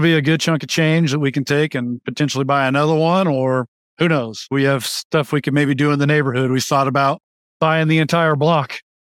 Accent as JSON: {"language": "English", "town": "Wichita", "region": "Kansas", "country": "United States", "tie": "born or raised there", "said": "located in Wichita, Kansas, which is my hometown"}